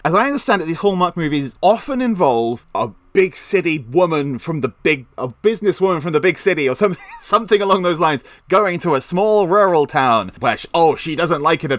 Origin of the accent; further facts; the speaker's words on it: England, United Kingdom; So, I'm English